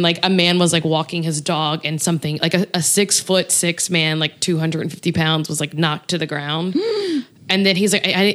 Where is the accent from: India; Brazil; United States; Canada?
United States; Louisiana; moved away; my hometown